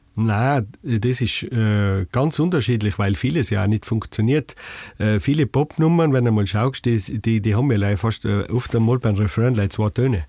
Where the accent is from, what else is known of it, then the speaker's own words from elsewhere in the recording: Stubai Valley, Tyrol, Austria; accent: Tyrolean; ich komme aus dem Stuartal, das gehört zu dem Bezirk